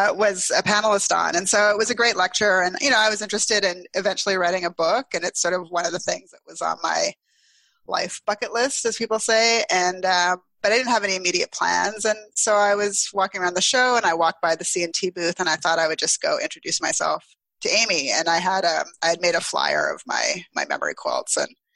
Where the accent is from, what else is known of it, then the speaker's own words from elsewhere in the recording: Ottawa, Ontario, Canada; moved away as an adult; also born or lived in Toronto / Montreal; I'm from Ottawa originally, and I would go home in the summers